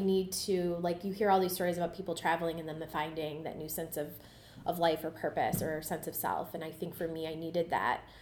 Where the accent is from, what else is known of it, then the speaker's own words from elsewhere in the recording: Cleveland, Ohio, United States; I grew up uh, in the West Park neighborhood of Cleveland